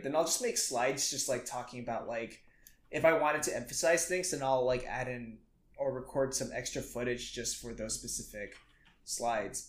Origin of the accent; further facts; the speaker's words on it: Indonesia; moved away; I grew up in Indonesia, mm-hmm. and I grew up in just a pretty small town